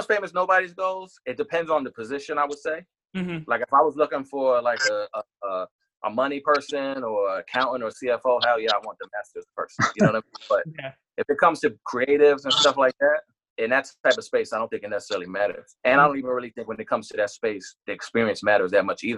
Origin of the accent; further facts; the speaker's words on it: New York City, New York, United States; I was born in Brooklyn.